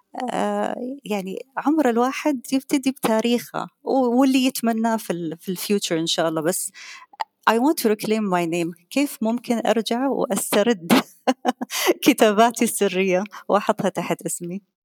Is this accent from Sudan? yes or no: no; Qatar; أنا قطرية